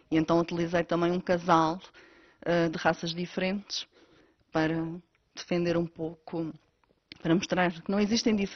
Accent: Candelária, Azores, Portugal; Sim, sou natural da Candelária do Pico, onde vivo atualmente. Nunca saí da ilha para estudar nem para trabalhar

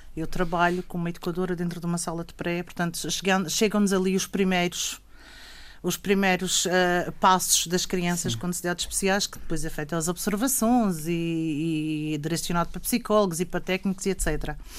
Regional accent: Ponta do Sol, Madeira, Portugal; sou da Ponta de Sol. Hum e vivo e trabalho na Ponta do Sol

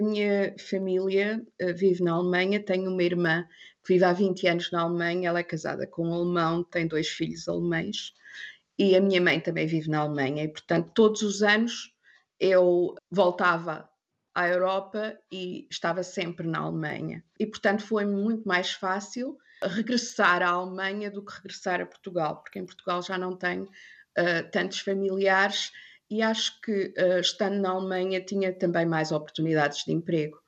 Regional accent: South Africa; first language English; also born or lived in Angola / China / Thailand; now in Germany; Também falo africano porque cresci na África uhum. do Sul

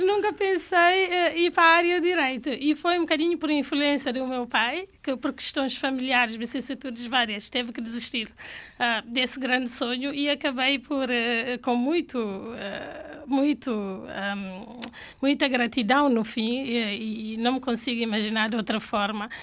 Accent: Canchungo, Cacheu, Guinea-Bissau; first language Fula; Portuguese is a second language; moved away; nasci em Canchungo

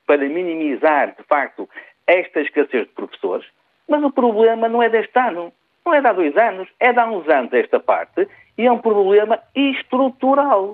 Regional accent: Portugal; enquanto português

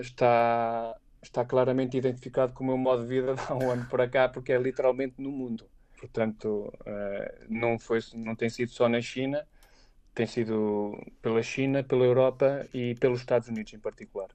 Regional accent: Aveiro, Centro, Portugal; moved away as an adult; also born or lived in Leiria / Lisbon / Beijing; eu sou de Aveiro, mas nunca, nunca tive, fiz prática profissional em Aveiro. Uh, ou seja, eu saí logo da minha zona lá, familiar eu estudei, eu cresci, estudei, fiz a minha formação académica na, na Universidade de Aveiro

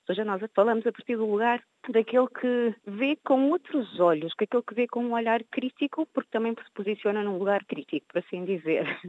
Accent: Cape Verde; now in Porto, Portugal; que sou eh, de origem africana, que sou cabo-verdiana

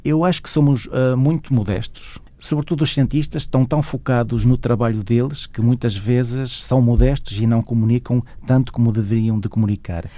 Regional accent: Arcos de Valdevez, Norte, Portugal; also born or lived in Paris, France; now in Brussels, Belgium; eu sou de Arcos Valdez

